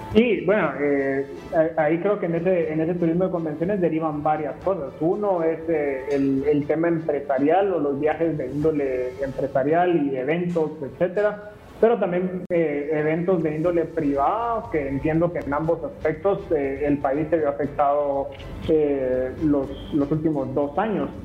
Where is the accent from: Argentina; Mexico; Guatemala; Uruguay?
Guatemala